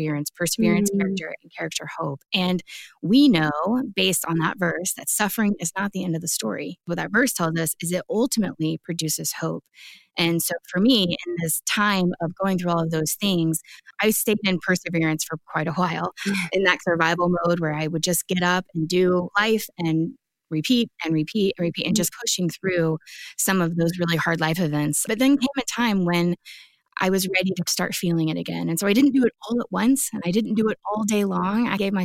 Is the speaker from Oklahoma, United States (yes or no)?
no; Jacksonville, Florida, United States; moved away; I was back in my hometown of Jacksonville